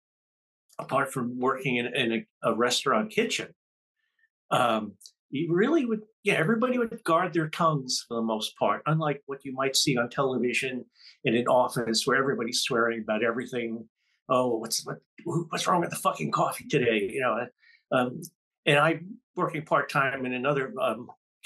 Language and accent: English; New York City, New York, United States; Growing up, I grew up in Jamaica, Queens, New York